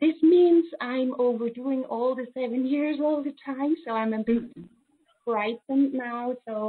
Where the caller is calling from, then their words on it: Switzerland; from Switzerland.